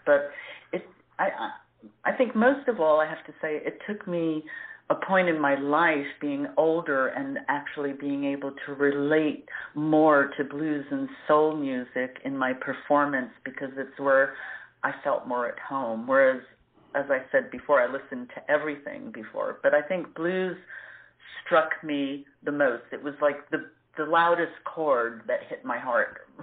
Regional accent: New York, United States; moved away as an adult; also born or lived in Florida; now in Zurich, Switzerland; I was born and raised in New York

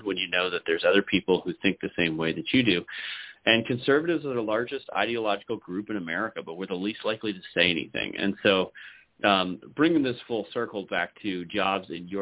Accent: San Francisco Bay Area, California, United States; moved away as an adult; now in Idaho, United States; I grew up in the San Francisco Bay Area. I moved to Idaho to try and find freedom.

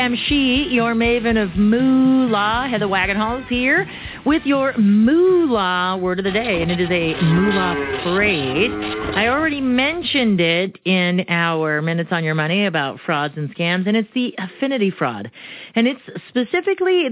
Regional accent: Arizona, United States; first language Romanian; English is a second language; born and raised in Arizona, I speak Spanish because I spoke Romanian first

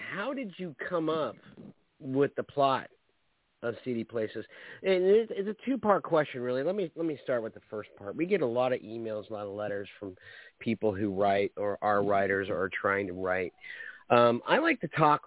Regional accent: Orlando, Florida, United States; I'm a natural born Floridian. I was born in Orlando. I live in Orlando

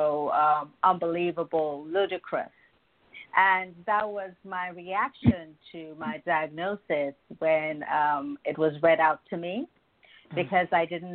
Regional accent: Nigeria; moved away as an adult; also born or lived in United Kingdom; now in New York City, United States; I'm African. I'm from Nigeria.

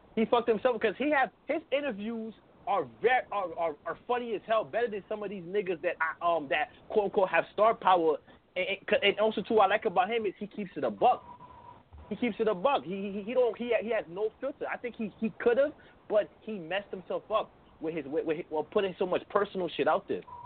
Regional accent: New York City, New York, United States; I'm from Brooklyn. I'm from Brooklyn.

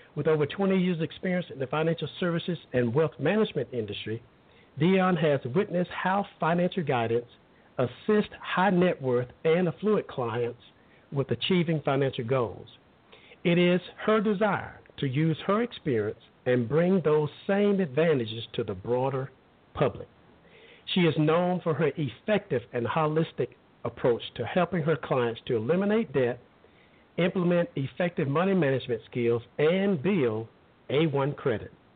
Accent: Alabama, United States; I grew up in Alabama

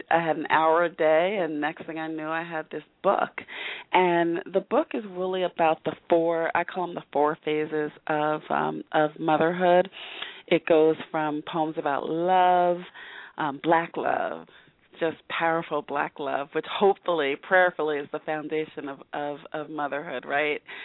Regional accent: Northern New Jersey, United States; moved away; I'm originally from New Jersey

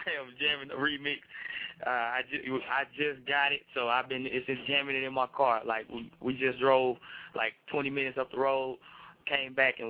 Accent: Atlanta, Texas, United States; now in Fort Worth, United States; East Texas, represent Atlanta, Texas, Fort Worth resident recently

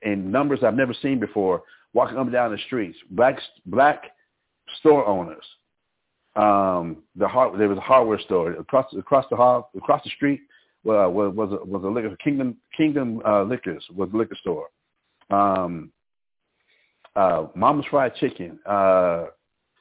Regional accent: Albuquerque, New Mexico, United States; moved away; also born or lived in Harlem, New York; I grew up in Albuquerque, New Mexico

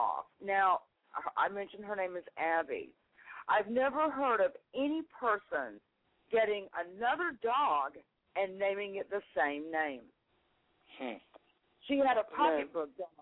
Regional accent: North Carolina, United States; moved away; my hometown up in North Carolina

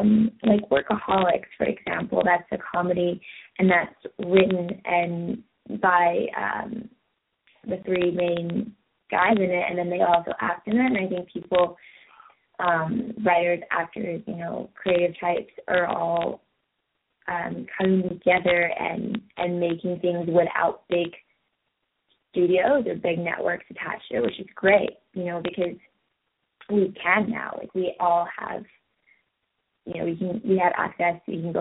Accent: England, United Kingdom; also born or lived in Belgium / France / Spain / Holland; Well, I was born in England, so I spent a fair bit of time over there and then traveling around Europe as a kid because I lived in England, so it was all quite close.

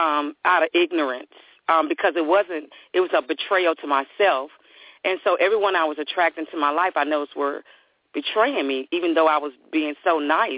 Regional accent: the South, United States; moved away; I'm from the South

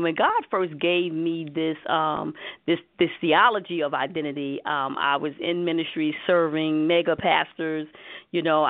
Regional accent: New York City, New York, United States; accent: New York; I'm from Harlem, USA

